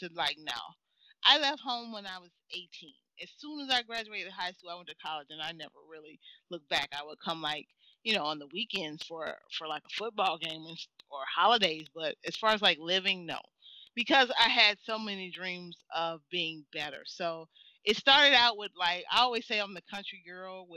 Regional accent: Mississippi, United States; accent: country; moved away as an adult; now in Chicago, United States; growing up in Mississippi

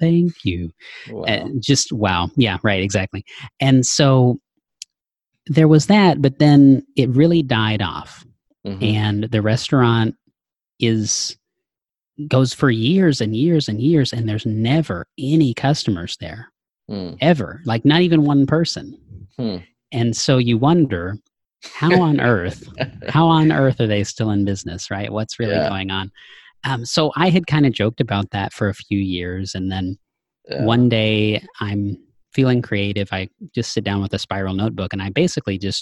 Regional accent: small Texas town, United States; moved away; there's a KFC in my hometown. It's a relatively small town

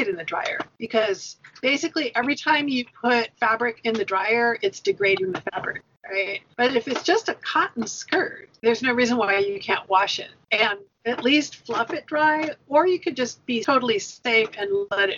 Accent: United States; we were American

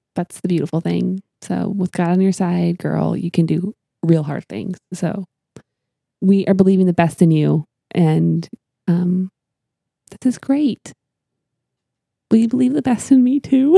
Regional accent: Canada; I'm from Canada

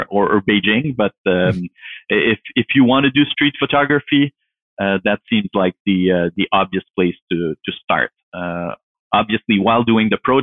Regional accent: Canada; now in Ottawa, Canada; I grew up in the French speaking part of Canada.

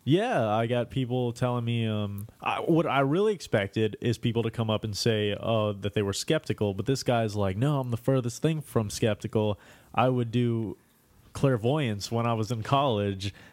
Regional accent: New York, United States; moved away; I'm also from New York.

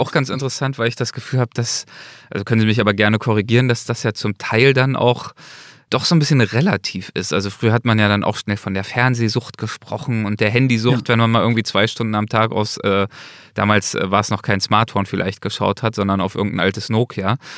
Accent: Germany; bei uns in Deutschland

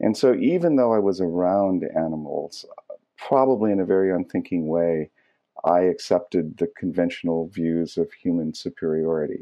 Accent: San Diego, California, United States; I grew up in San Diego

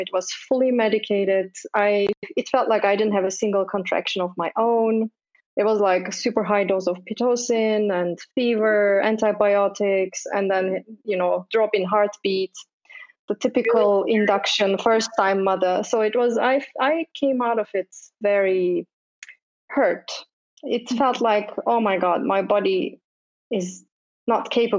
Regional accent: Istanbul, Turkey; moved away as an adult; also born or lived in United States / Sweden; now in Stockholm, Sweden; I'm actually not from Sweden. I'm Turkish, originally from Istanbul

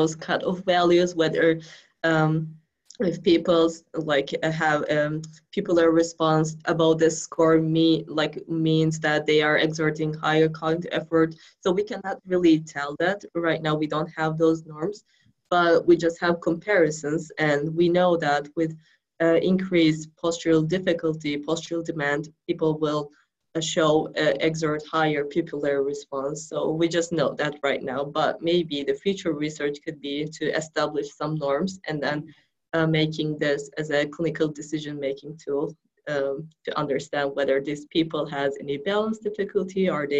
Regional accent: Turkey; moved away as an adult; also born or lived in New York, United States; now in Kansas, United States; I was born in New York, and then I was there until 5 years old, and then my parents went back to Turkey.

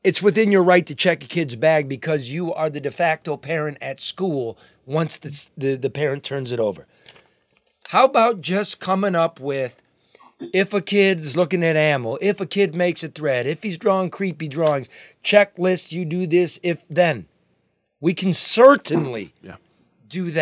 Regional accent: Oakland County, Michigan, United States; I'm from Oakland County

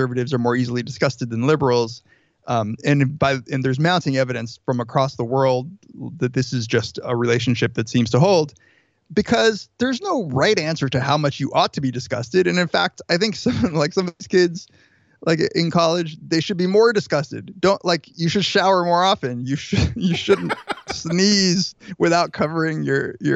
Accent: Riverside, California, United States; I grew up in Southern California, in Riverside

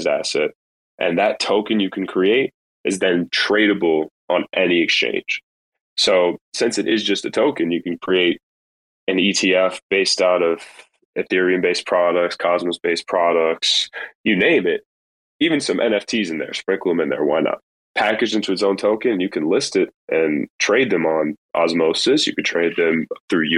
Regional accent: New York, United States; now in Florida, United States; I'm really a New Yorker at heart. I'm really a New Yorker, but since I've been down here

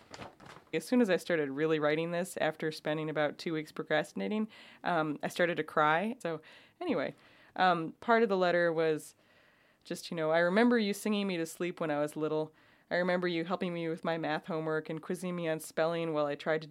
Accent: New York, United States; also born or lived in Oakland, California; now in California, United States; I'm from New York

